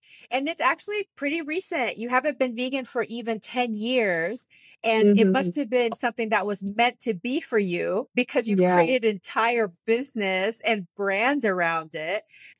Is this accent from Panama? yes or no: yes; Panama; I'm actually Panamanian, so I'm from Panama, and we have a lot of similar things.